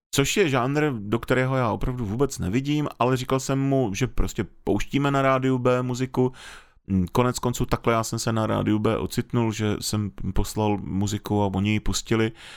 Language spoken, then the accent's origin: Czech; North Moravia, Czechia; jak jsem vyrůstal na Severní Moravě